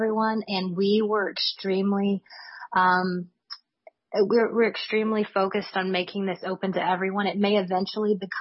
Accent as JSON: {"language": "English", "region": "Louisiana", "country": "United States", "said": "my home state of Louisiana"}